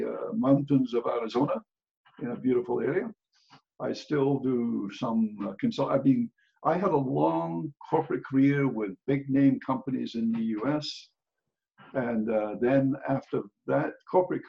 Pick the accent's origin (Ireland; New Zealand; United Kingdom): United Kingdom; Scotland; moved away as an adult; now in United States; I grew up, obviously, I grew up in Scotland